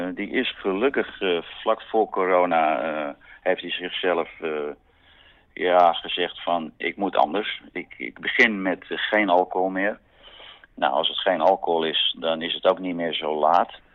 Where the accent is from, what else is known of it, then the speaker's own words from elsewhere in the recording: Amsterdam, North Holland, Netherlands; ik ben geen Amsterdammer die typisch altijd naar Zandvoort gaat